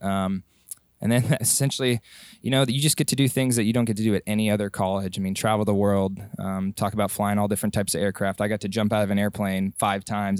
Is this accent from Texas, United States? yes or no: yes; Dallas, Texas, United States; moved away as an adult; I grew up in Dallas, Texas